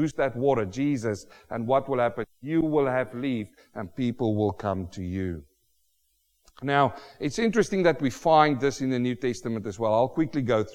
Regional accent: South Africa; now in Australia; I, as a South African

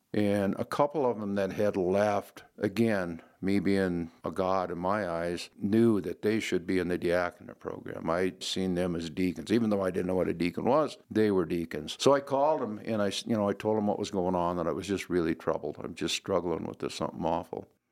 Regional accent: Glendive, Montana, United States; moved away; also born or lived in Western South Dakota; I'm originally from Glendive, Montana.

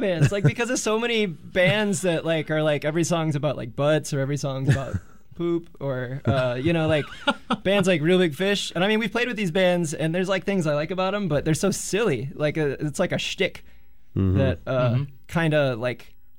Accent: California, United States; But it was like, I'm from California. And, you know, ska in California is always kind of a real thing.

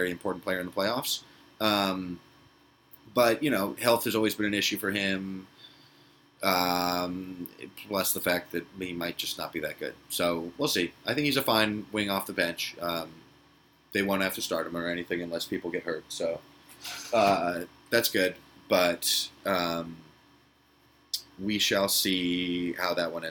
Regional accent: Philadelphia, Pennsylvania, United States; born or raised there

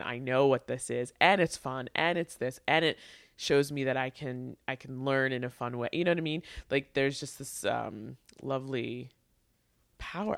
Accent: New York, United States; I grew up in New York

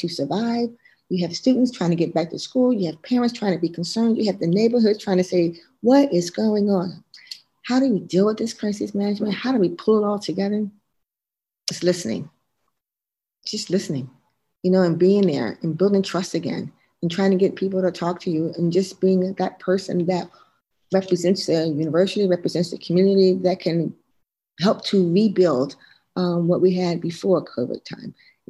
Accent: Philadelphia, Pennsylvania, United States; I was born and raised in West Philadelphia

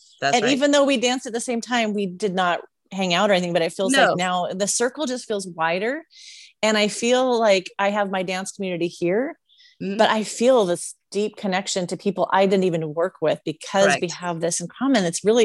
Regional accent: Seattle, Washington, United States; I came from Seattle. So I was used to like lush green, a lot of rain.

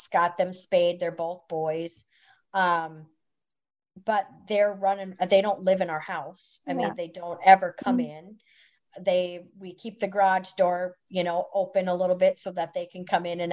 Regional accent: Minnesota, United States; moved away as an adult; also born or lived in Wisconsin / New York; now in Mississippi, United States; I live in Mississippi. I'm from Minnesota

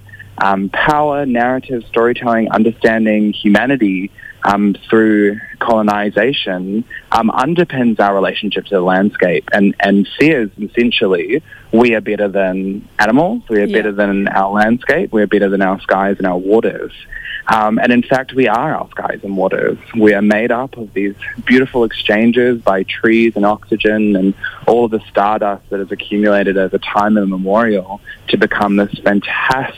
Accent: New Zealand; I come from Ngāti Toa, Rangatira, Ngāti Kahinunu and Ngāti Kauata. Those are my tribes from Aotearoa or New Zealand

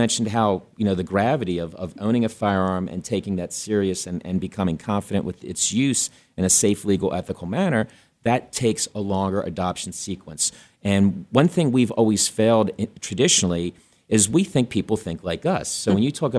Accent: East Coast, United States; now in Arizona, United States; I'm from the East Coast originally.

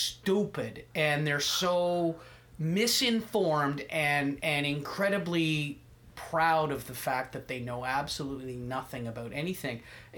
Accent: Canada; as a Canadian, I'm offended by it.

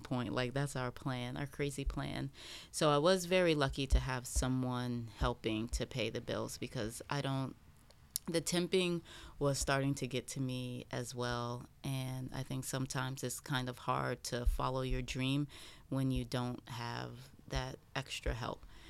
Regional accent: South Carolina, United States; moved away as an adult; also born or lived in England; now in Philadelphia, United States; I'm from South Carolina

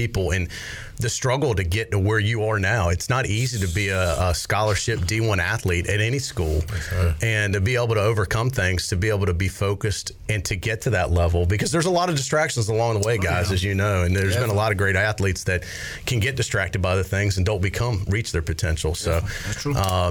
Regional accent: Raleigh, North Carolina, United States; I'm from Raleigh too

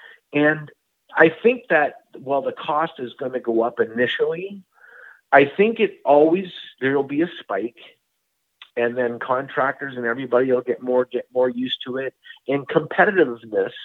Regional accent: Canada; being a Canadian

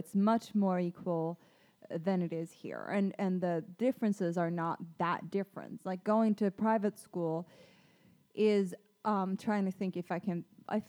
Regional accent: Stockholm, Stockholm County, Sweden; moved away as an adult; now in California, United States; I grew up in Stockholm in Sweden in a privileged neighborhood. I went to private school.

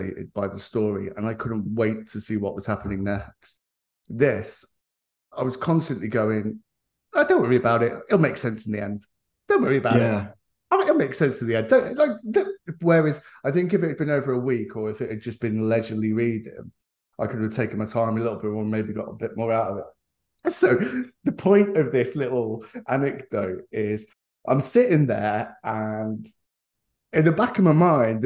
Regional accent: England, United Kingdom; as an Englishman

